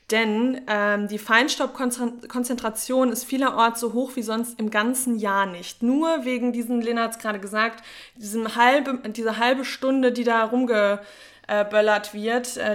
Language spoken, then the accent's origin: German; North Rhine-Westphalia, Germany; Aber ich bin aus dem Sauerland. Bei uns sagt man eh auch ganz komische Sachen.